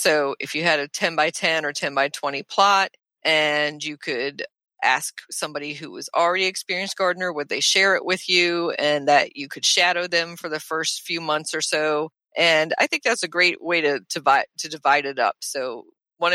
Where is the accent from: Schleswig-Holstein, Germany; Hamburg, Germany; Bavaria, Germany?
Bavaria, Germany; Nuremberg; born there; My mom's side of the family is German, and she's German, and I was born in Nuremberg.